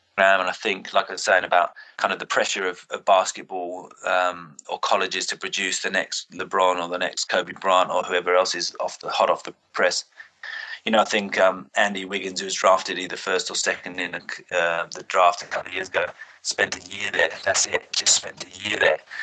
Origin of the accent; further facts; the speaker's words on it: United Kingdom; as a British SNC coach